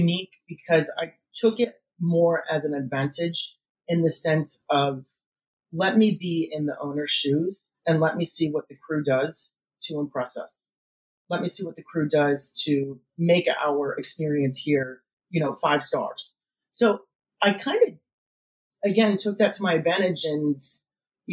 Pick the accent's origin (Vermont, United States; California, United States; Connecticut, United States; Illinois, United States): Connecticut, United States; now in Florida, United States; growing up in Connecticut, it was, you know, very rural